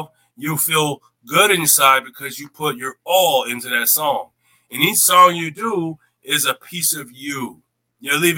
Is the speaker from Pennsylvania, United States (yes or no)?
no; Syracuse, New York, United States; I was raised over there on Kellogg Street back in the day